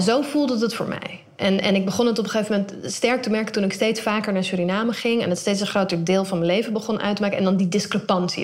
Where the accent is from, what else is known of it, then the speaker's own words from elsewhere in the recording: Netherlands; Ik ben in Nederland opgegroeid